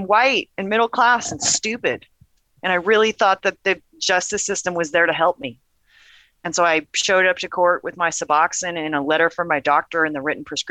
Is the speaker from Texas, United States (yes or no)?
no; Portland, Oregon, United States; also born or lived in Gresham, Oregon; born and raised in Portland, Oregon